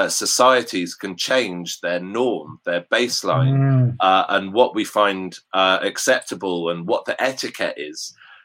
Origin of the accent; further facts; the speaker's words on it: Upper Basildon, South East England, United Kingdom; The village that I grew up in West Berkshire